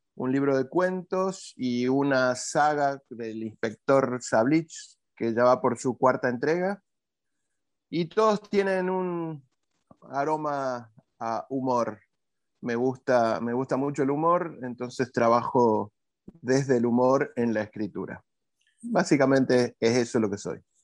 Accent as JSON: {"language": "Spanish", "region": "Jujuy", "country": "Argentina", "moved": "as an adult", "lives_now": "Córdoba, Argentina", "said": "soy de Jujuy"}